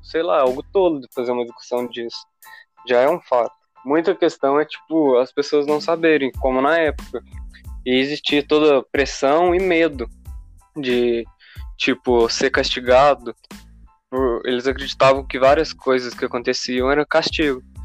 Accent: Minas Gerais, Brazil; tenho 18 anos. Sou aqui de Minas Gerais

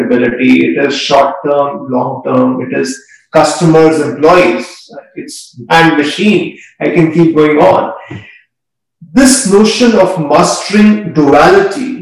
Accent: India; growing up in India

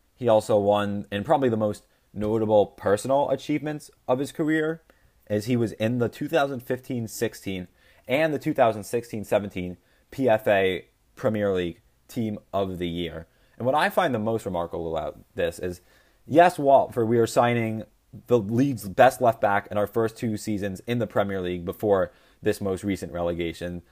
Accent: United States; I'm American.

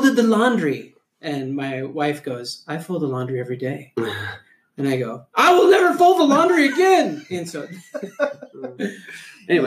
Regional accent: Minnesota, United States; I grew up in Minnesota.

